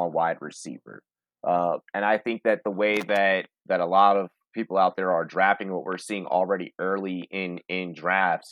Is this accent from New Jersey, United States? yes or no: no; Virginia, United States; moved away; also born or lived in Los Angeles, California; I was born on the East Coast, born in Virginia, but got to keep it West Coast